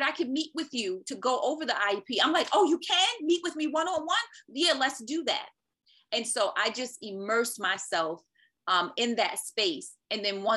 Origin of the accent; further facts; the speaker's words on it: New York City, New York, United States; moved away; also born or lived in North Carolina; I'm originally from Brooklyn, New York.